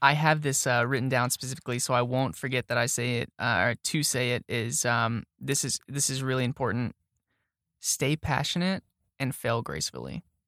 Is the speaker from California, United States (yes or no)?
no; Arlington, Texas, United States; moved away as an adult; also born or lived in Kilgore, Texas / Arkansas; now in Tyler, United States; when I was growing up in Arlington